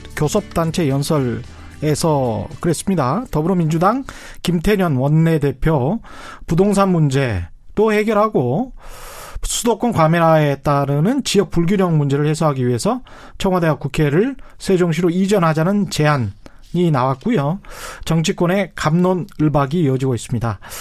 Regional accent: Yeosu, South Jeolla, South Korea; 제 고향이 여수인데요

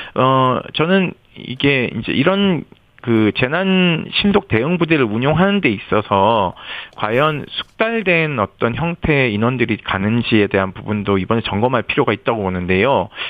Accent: Yeongju, North Gyeongsang, South Korea; 거기가 저희 고향 영주 바로 밑 밑에 있는 내성천이에요. 영주댐에서 물이 나와서 그리 흘러가는데 어린 시절 놀던 곳이기도 해서

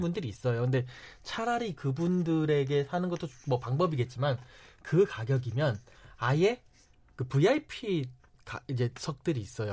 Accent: South Korea; moved away as an adult; now in United Kingdom; 고향은 한국이고 저는 한국인이고 한국 사람이긴 하지만

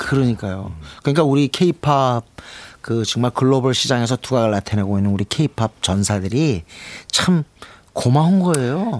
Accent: South Korea; 한국에서 왔다는 게 돋보였어요

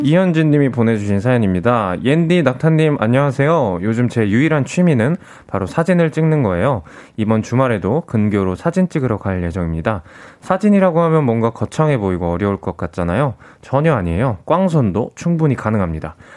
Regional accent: South Korea; 제가 이제 한국인이다 보니까

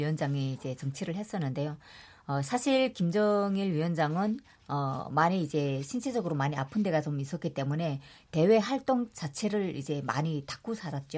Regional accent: North Korea; now in South Korea; 제가 탈북민이기 때문에

